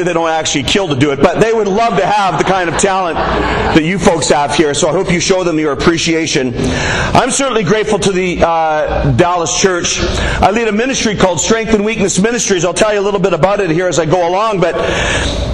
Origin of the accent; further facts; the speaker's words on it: Canada; I'm from Canada.